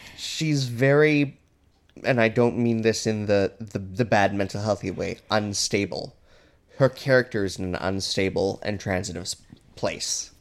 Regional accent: Alberta, Canada; I'm from Alberta

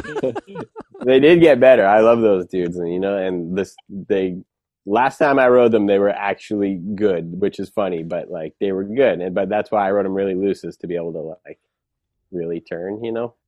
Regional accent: Waltham, Massachusetts, United States; also born or lived in Southborough, Massachusetts; that's where I lived till I was ten. Um, and then I moved

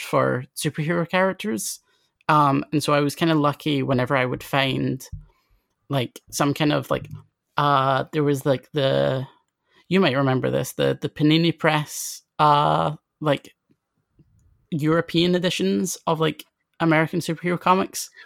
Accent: Scotland, United Kingdom; I grew up in Scotland, then I grew up in a relatively kind of out of the way town, um, that's kind of like, uh, like half an hour away from Edinburgh.

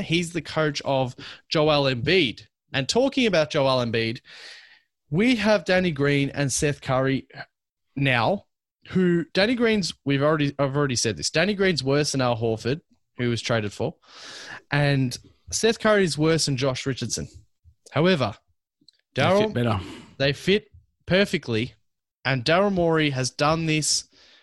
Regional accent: Melbourne, Victoria, Australia; I'm from Melbourne.

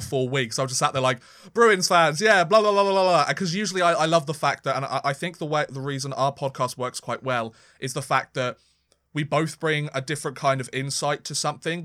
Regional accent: United Kingdom

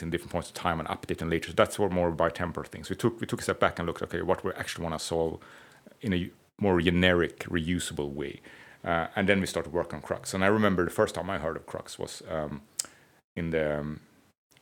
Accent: Stockholm, Stockholm County, Sweden; I'm from Stockholm, not from Gamlestan.

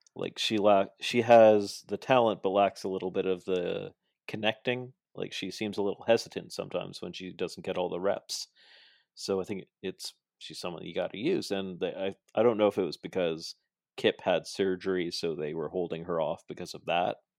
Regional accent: Toronto, Ontario, Canada; I'm from Toronto

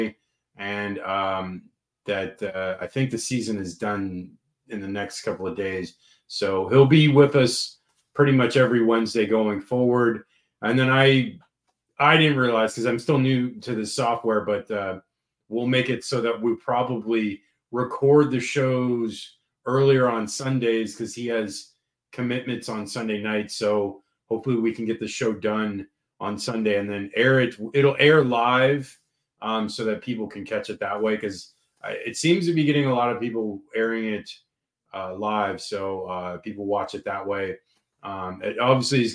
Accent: St. Petersburg, Florida, United States; moved away; I'm from St. Pete

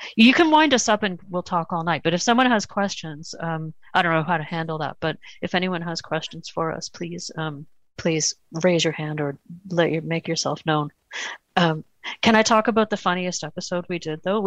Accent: Toronto, Ontario, Canada; We're, we're from Canada and Toronto

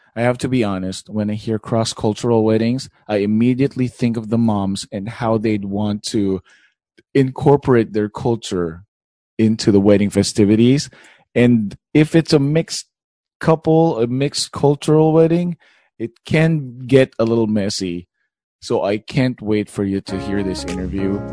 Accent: Philippines; I'm Filipino.

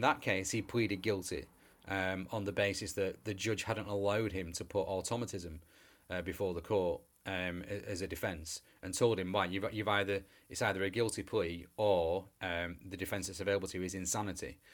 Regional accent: England, United Kingdom; we're English

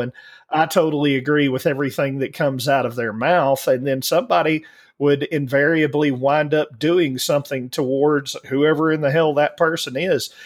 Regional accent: Alabama, United States; growing up in Alabama

